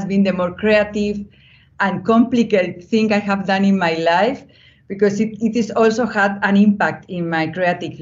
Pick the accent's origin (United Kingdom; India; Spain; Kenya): Spain; also born or lived in Brussels, Belgium; I was born of a mother from Colombia and a father from Spain. I was born in Spain